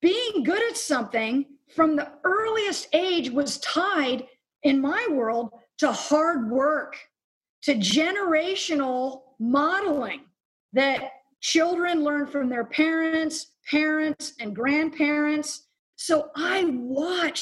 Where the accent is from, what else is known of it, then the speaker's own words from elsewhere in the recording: Lititz, Pennsylvania, United States; moved away; I grew up in a small... What people tell me, I haven't been back, is a small farming community, Lititz, Pennsylvania